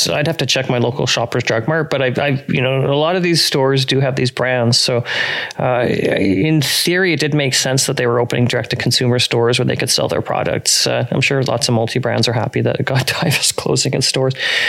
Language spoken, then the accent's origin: English; Western Canada, Canada; I'm from Western Canada